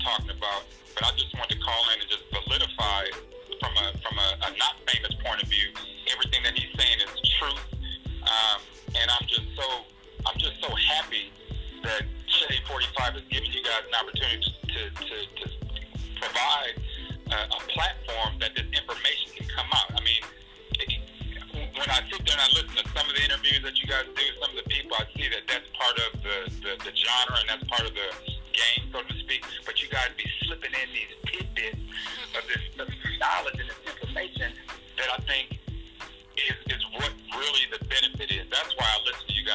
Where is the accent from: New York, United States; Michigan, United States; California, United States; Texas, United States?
California, United States; Los Angeles; now in Utah, United States; I'm originally from Los Angeles